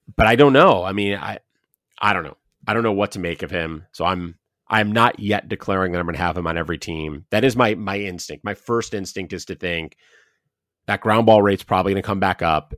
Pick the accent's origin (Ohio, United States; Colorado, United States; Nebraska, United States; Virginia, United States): Ohio, United States; We're both from Ohio, both Ohio State fans growing up